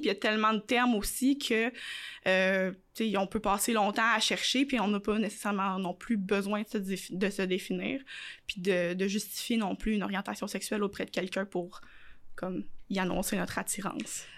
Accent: Quebec City, Quebec, Canada; also born or lived in Montreal; j'ai quitté Montréal, j'avais 8 ans, j'ai pas vécu ça, tu sais, j'ai pas, il y a pas, pas de quartier gay à Québec

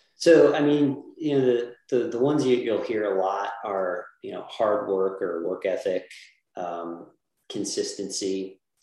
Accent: New Jersey, United States; I grew up in New Jersey, South Jersey, um, and uh, went to Mainland High School, which is in Linwood

